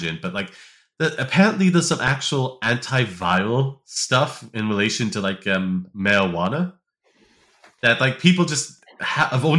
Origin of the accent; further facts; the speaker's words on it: United States; as an American